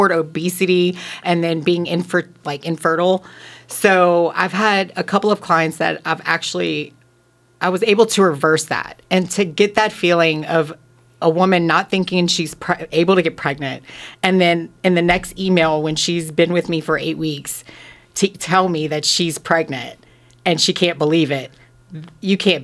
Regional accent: Thibodaux, Louisiana, United States; moved away as an adult; now in Arizona, United States; I grew up in Louisiana. I'm Cajun. I grew up basically a little bit all over, but we settled down in Thibodaux, Louisiana.

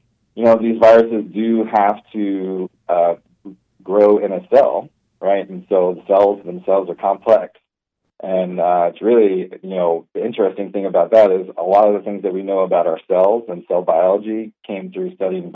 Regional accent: Baton Rouge, Louisiana, United States; also born or lived in Texas; now in Manhattan, Kansas, United States; I grew up in Louisiana, like Baton Rouge area

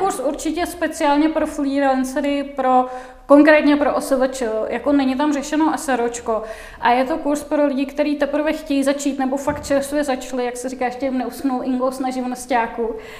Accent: Czechia; někde na vesnici v jeho českém kraji, tak odkud pocházím

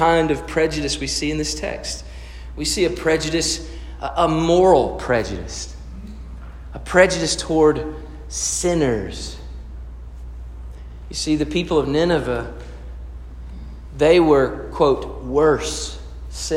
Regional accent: United States

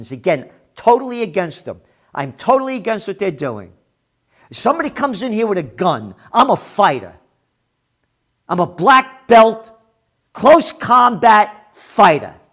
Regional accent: United States; I am an American.

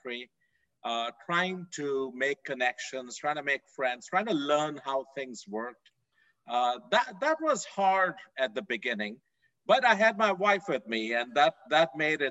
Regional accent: India; moved away as an adult; also born or lived in Fort Worth, Texas; now in United States; I grew up in India, a long way away from here

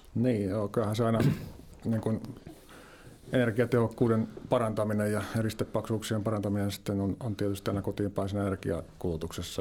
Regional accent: Lempäälä, Pirkanmaa, Finland; Tampereen suunnalta sitä Lempäälästä vähän etelästä

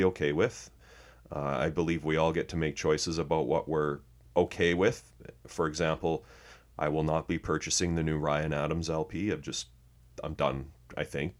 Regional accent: Canada; being Canadian

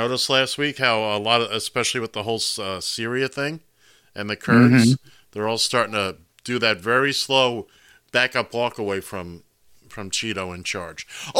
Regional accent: Florida, United States; and that Matt Gaetz from Florida, there's my home state again.

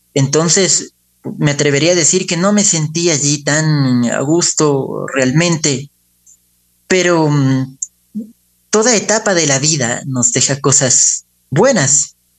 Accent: Ecuador; also born or lived in Spain; Entonces, debimos venir al Ecuador y prácticamente toda nuestra vida se formó aquí

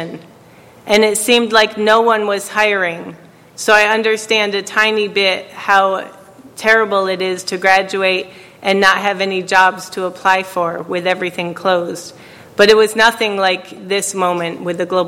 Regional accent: New York, United States; I was from New York

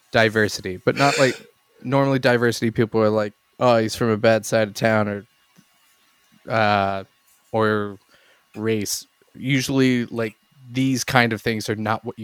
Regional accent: Exton, Pennsylvania, United States; because I feel like my hometown was a like slightly nicer trailer park than literally the rest of Exton. The Netherlands. No, uh, Bryn Aaron in Exton, uh, or Frazer, technically, I guess.

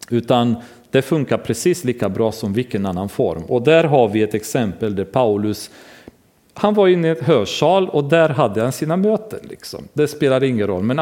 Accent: Romania; now in Sweden; Det gjorde vi hemma i Rumänien. Vi hyrde ett lokal i ett kulturhus och samlades där.

